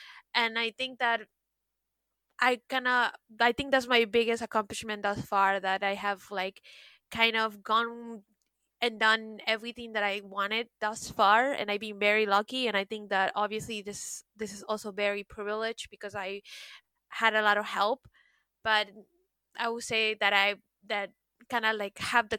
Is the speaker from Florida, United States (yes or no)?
yes; Miami, Florida, United States; moved away as an adult; also born or lived in New York; now in France; because, you know, I'm originally from Miami. I moved to New York and I was there for a couple years and it was amazing. And then I always wanted to live in Europe. So that's why I decided to do my master's in France.